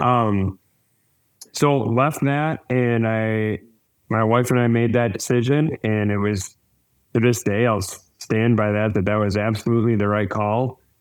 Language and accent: English; Wisconsin, United States; I grew up in Wisconsin